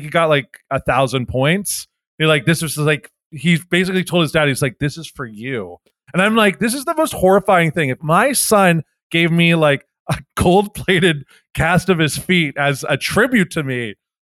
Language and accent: English; Canada; I'm Canadian